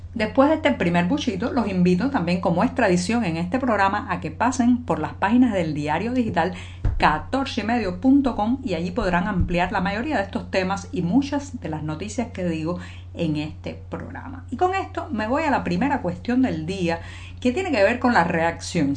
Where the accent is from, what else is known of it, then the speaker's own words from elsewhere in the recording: Cuba; cubana, periodista, ciudadana